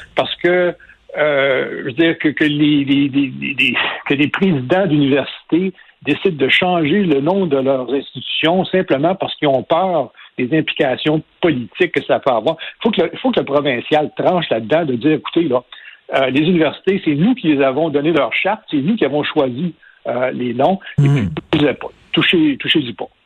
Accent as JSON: {"language": "French", "region": "Quebec", "country": "Canada", "said": "en tant que Québécois, que Canadien français"}